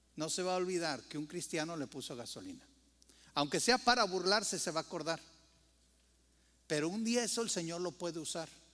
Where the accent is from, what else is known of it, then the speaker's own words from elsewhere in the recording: Mexico; como mexicano